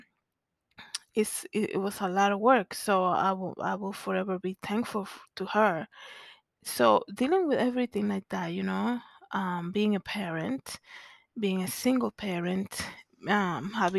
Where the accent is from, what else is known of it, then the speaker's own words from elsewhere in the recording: Santo Domingo, Distrito Nacional, Dominican Republic; moved away; growing up in Zona Colonial